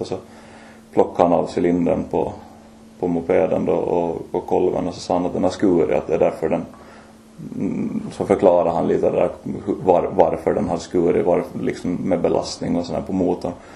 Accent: Mariehamn, Åland Islands; moved away as an adult; also born or lived in Lemland / Vaasa; now in Oravais, Finland; född och uppvuxen på Åland från början från Lämland men flyttade till Mariehamn som fyraåring

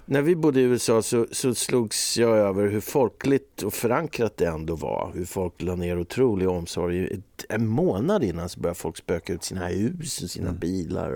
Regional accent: Eckerö, Åland Islands; När jag var liten i, i Björnhuvud då, i Eckerö så vi hade liksom varenda gård hade två, tre kor

